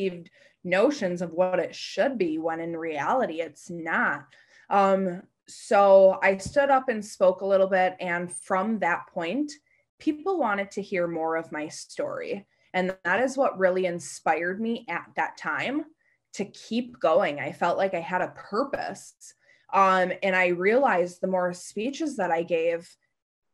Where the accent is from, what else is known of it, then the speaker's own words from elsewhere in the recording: Hartford, Connecticut, United States; my hometown of Hartford